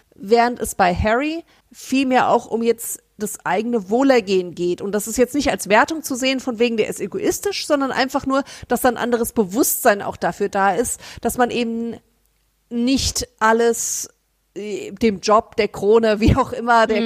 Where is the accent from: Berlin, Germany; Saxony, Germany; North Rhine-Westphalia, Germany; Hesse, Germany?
Hesse, Germany; Frankfurt; wir als Frankfurter Mädchen